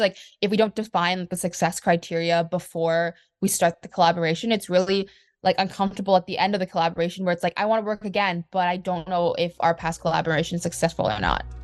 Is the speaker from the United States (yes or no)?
no; Canada; I'm from Canada